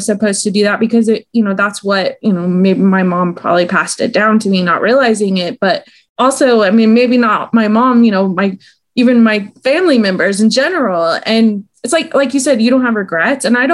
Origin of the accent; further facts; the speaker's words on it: Austin, Texas, United States; I'm from Austin, Texas. And I don't know if it's because I grew up in the South